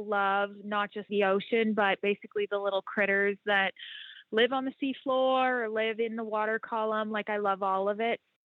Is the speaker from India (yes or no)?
no; Canada; now in United States; I'm from Canada, so I've I hadn't even seen the ocean until I was 16.